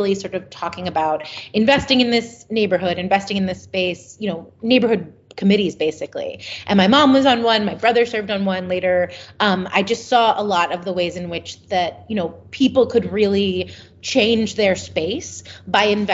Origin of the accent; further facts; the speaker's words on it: Philadelphia, Pennsylvania, United States; growing up in Philadelphia. I really love Philadelphia because I think... Well, because it's my hometown